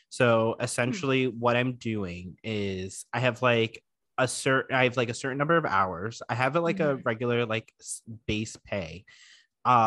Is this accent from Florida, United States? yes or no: yes; Florida, United States; moved away; I was from Florida